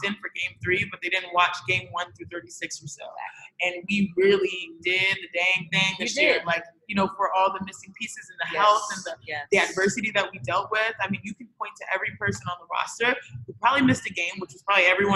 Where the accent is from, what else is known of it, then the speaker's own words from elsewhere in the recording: United States; My parents are born and raised in Nigeria, and everyone behind them born and raised in Nigeria. We're the first generation born in America